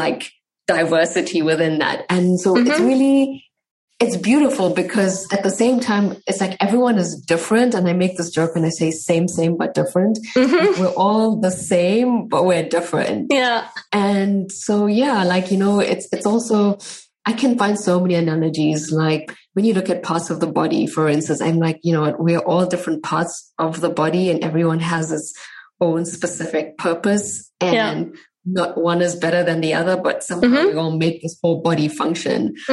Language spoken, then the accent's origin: English; South Africa; moved away as an adult; now in Germany; I grew up in South Africa, fourth generation Indian.